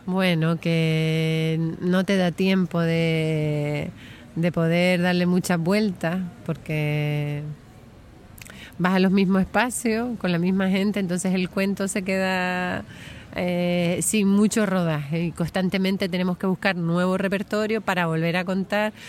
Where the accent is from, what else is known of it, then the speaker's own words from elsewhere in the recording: Gran Canaria, Canary Islands, Spain; a mí me gusta contar historias de aquí, de mi pueblo